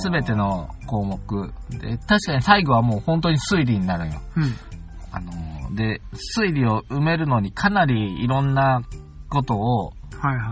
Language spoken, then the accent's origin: Japanese; Akashi, Hyogo, Japan; moved away; わが故郷の西明石